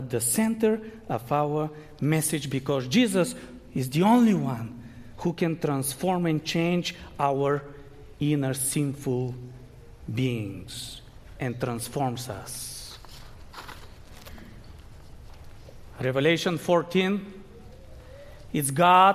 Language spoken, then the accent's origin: English; Bulgaria; moved away; I grew up in Bulgaria, but I'm still a Seventh-day Adventist